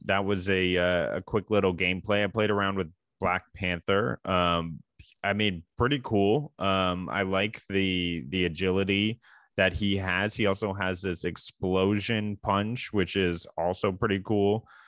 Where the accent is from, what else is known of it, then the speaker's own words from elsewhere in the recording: Canada; we are two Canadian gaming enthusiasts